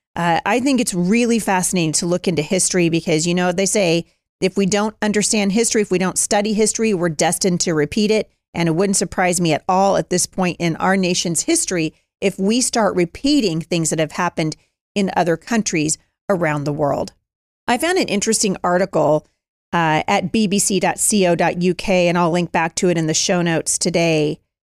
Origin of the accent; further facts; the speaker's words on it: Washington, United States; from my home state of Bremerton, Washington